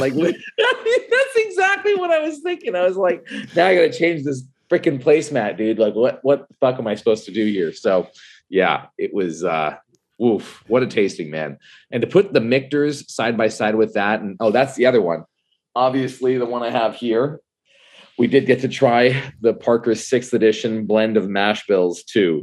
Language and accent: English; Canada; I am Canadian